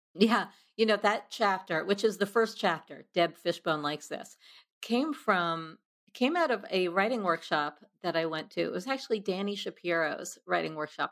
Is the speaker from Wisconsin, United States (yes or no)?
no; New York, United States; a dorky misfit growing up in New York